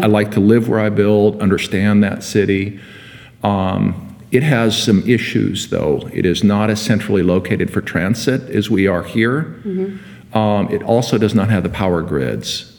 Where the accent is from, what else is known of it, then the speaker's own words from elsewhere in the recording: Seattle, Washington, United States; also born or lived in Bay Area, California; I came to Seattle in 1962 as a little kid to see the World's Fair. Um, my father was a physician, and he was offered the directorship at the University of Washington for child and adolescent psychiatry. So we moved up from the Bay Area